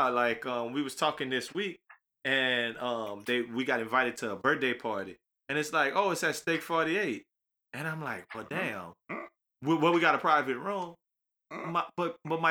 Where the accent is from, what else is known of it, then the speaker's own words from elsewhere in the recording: Louisiana, United States; we from Louisiana